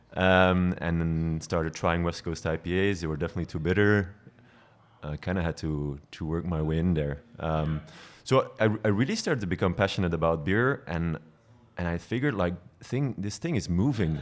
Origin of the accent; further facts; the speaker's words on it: Belgian coast, Flanders, Belgium; moved away as an adult; also born or lived in Ghent; now in Brussels, Belgium; I grew up on the coast.